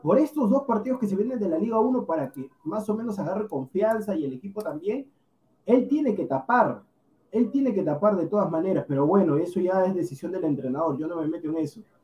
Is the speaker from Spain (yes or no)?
no; Peru; yo siendo peruano